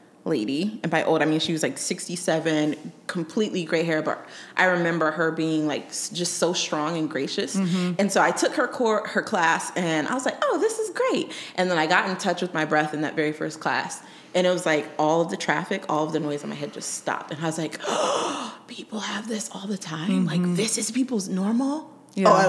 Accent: Colorado, United States; also born or lived in Germany; I grew up in Colorado

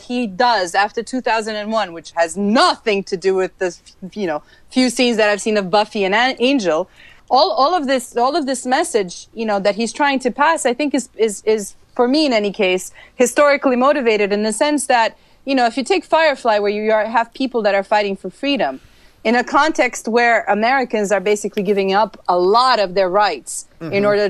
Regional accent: Transylvania, Romania; born there; Anything that's vampire, I'm gonna watch, just because I was born in Transylvania.

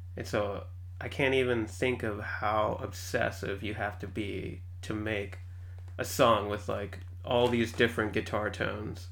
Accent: San Antonio, Texas, United States; moved away as an adult; also born or lived in Austin, United States; now in Seattle, United States; I grew up in San Antonio

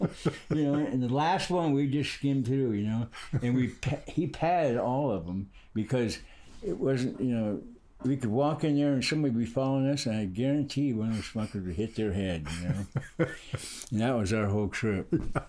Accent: Hawaii, United States; also born or lived in California; I grew up in Hawaii.

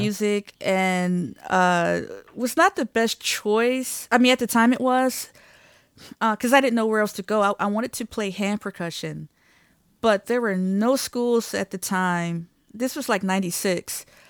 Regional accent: Detroit, Michigan, United States; moved away as an adult; I'm from Detroit, Michigan.

